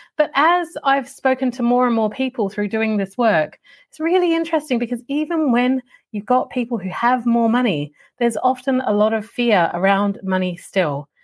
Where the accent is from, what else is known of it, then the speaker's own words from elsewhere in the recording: Australia; when I grew up in Australia